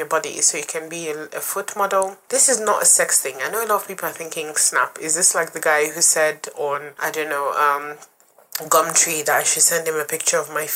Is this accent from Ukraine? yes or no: no; Nigeria; now in London, United Kingdom; I'm Nigerian